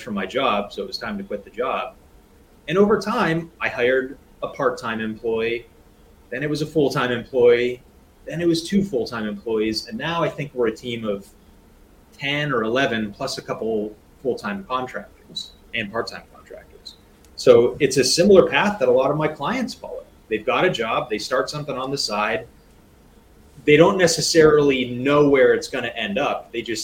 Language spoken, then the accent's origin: English; Rust Belt city 100 miles from Buffalo, Cleveland and Pittsburgh, Pennsylvania, United States; I was born and raised here, and my parents owned a business here